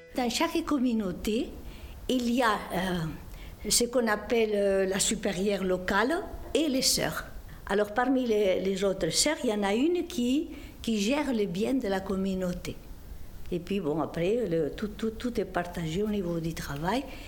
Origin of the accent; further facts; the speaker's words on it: Esterri de Cardós, Catalonia, Spain; now in Montauban, France; Je suis née dans les Pyrénées catalanes, versant espagnol, petit village de la montagne appelé Esterri de Cardos, limitrophe avec la Riège